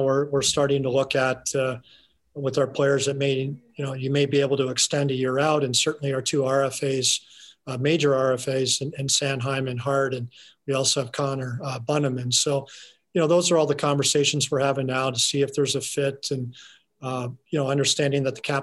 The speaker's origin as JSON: {"language": "English", "town": "Calgary", "region": "Alberta", "country": "Canada", "tie": "born or raised there", "moved": "yes", "said": "growing up in Calgary, watching those very good Calgary Flames teams"}